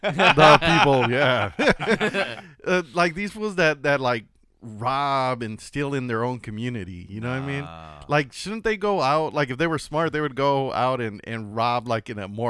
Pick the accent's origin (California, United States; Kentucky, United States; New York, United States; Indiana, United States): California, United States; Los Angeles; where I grew up in Watts, it was like everything that was like just train tracks and it was just bad.